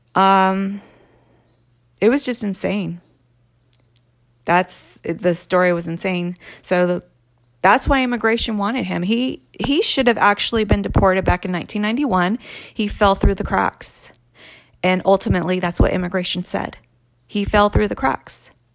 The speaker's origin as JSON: {"language": "English", "region": "California", "country": "United States", "tie": "born or raised there", "said": "I was born and raised here in California"}